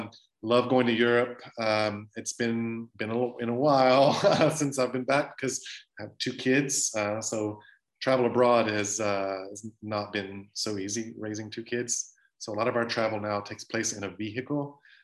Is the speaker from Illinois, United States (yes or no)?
no; Louisiana, United States; I'm from South Louisiana. I love cooking.